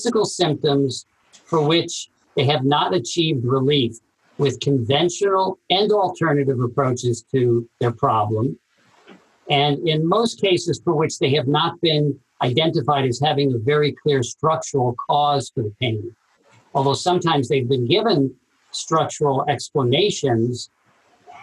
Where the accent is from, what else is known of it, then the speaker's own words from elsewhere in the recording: New York City, New York, United States; also born or lived in Princeton, New Jersey; now in Los Angeles, United States; I grew up in Brooklyn, New York